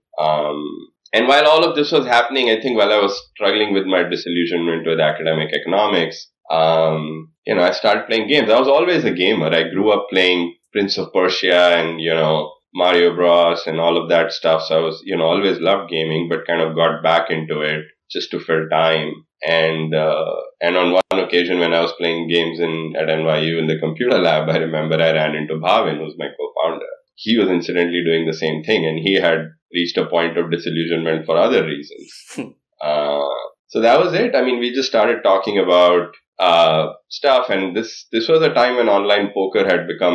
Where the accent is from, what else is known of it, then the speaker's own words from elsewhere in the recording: India; moved away; growing up in India, well before when I went to high school in India